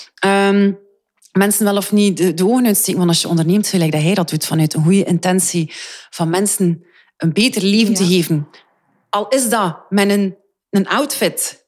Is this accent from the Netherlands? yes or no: no; Flanders, Belgium